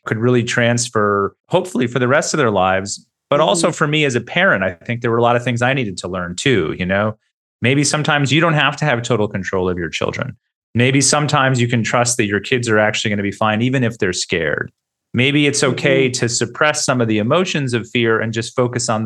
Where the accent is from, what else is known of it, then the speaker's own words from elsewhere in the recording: United States; moved away as an adult; now in Australia; as a journalist and as an American